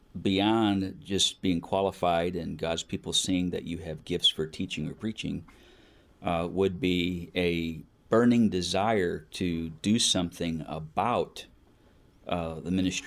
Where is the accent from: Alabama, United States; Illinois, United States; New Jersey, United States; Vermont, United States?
Illinois, United States; Schaumburg; moved away; I am from Schaumburg, Illinois, which is a suburb of Chicago